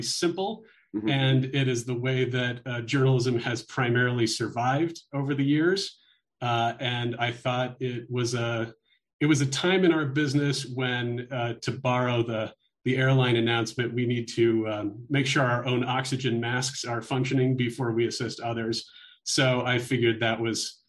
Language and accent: English; Olympia, Washington, United States; now in Albuquerque, United States; I was doing community radio and fun things like that back when I was a teenager growing up in Olympia, Washington